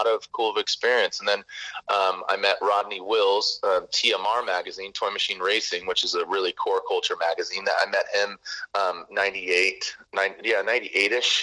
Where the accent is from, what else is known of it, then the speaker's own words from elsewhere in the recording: San Diego, California, United States; growing up in San Diego, in high school